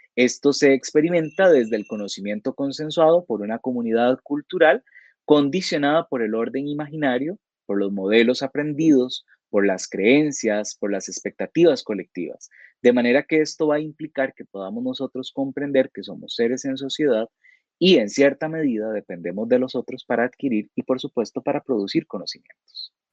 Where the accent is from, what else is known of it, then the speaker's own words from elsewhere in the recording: Costa Rica; como costarricenses tenemos una serie de comportamientos que compartimos la mayoría de los habitantes del país